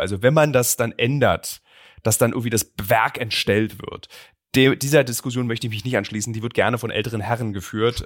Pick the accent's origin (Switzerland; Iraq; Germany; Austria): Germany; East Germany; ich komme aus dem Osten